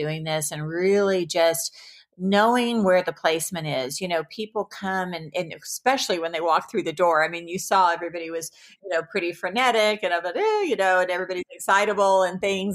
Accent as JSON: {"language": "English", "region": "the Bible Belt", "country": "United States", "tie": "born or raised there", "also_born_or_lived": "Seattle / Malibu", "moved": "yes", "said": "I was raised in the Bible Belt"}